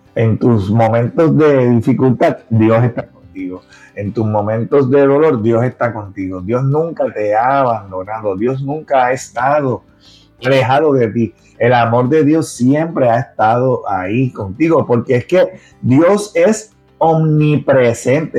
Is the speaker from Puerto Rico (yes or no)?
yes; Puerto Rico; accent: Puerto Rican; como boricua. ¿eh? el acento se conoce